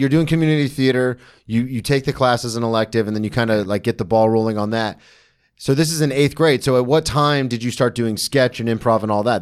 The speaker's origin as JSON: {"language": "English", "town": "Daytona Beach", "region": "Florida", "country": "United States", "tie": "born or raised there", "said": "I grew up in Daytona"}